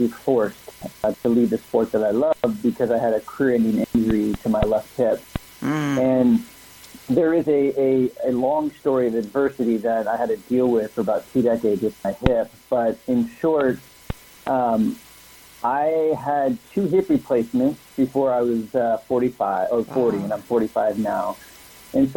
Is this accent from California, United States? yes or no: yes; San Ramon, California, United States; I grew up in a small little town called San Ramon, which is about 20 minutes east of Oakland